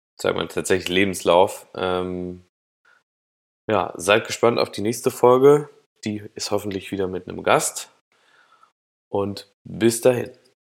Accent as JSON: {"language": "German", "region": "Thuringia", "country": "Germany", "tie": "born or raised there", "also_born_or_lived": "Cologne / Berlin", "moved": "as an adult", "said": "dass ich aus Thüringen komme, dass ich da 18 Jahre lang aufgewachsen bin"}